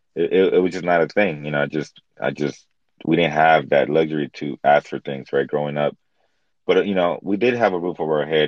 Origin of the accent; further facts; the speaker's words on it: Los Angeles, California, United States; I was born in East LA. I come from Mexican American. Um I'm I'm a, I'm a first generation Mexican American. So my parents um they come from Mexico.